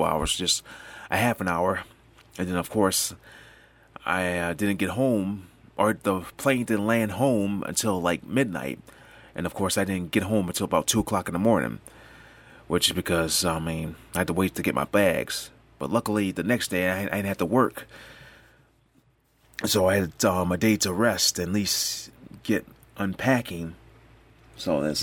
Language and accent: English; New York, United States; I'm from New York